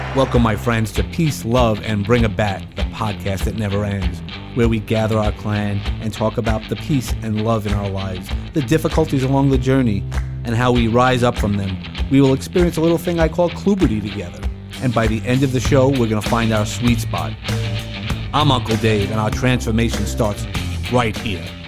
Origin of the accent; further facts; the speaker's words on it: New York City, New York, United States; I come from Brooklyn, if you didn't notice from the accent that I have